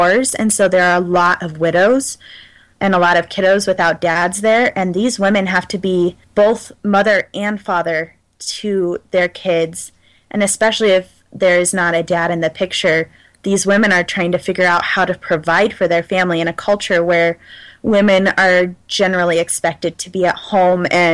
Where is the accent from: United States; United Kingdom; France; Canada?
United States; as an American